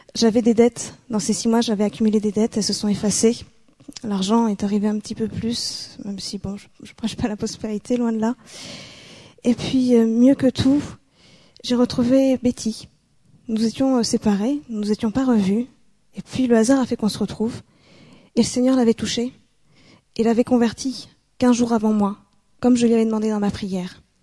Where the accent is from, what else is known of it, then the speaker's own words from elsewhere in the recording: Bordeaux, Nouvelle-Aquitaine, France; moved away; Bordeaux, c'est ma région d'origine, c'est dans le sud-ouest de la France